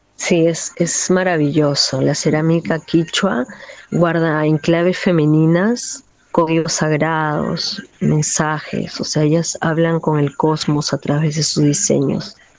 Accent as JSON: {"language": "Spanish", "region": "Lima", "country": "Peru", "tie": "born or raised there", "moved": "yes", "lives_now": "Manglaralto, Ecuador", "said": "yo crecí en un barrio popular limeño"}